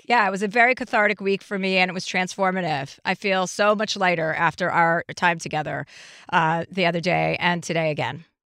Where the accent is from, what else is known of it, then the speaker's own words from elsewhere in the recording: New Jersey, United States; I'm from New Jersey